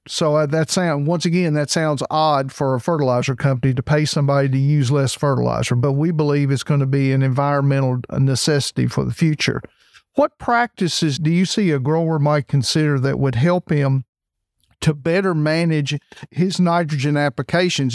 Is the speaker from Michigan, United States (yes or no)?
no; Kentucky, United States; I'm from Kentucky, so we've actually had some fair weather conditions here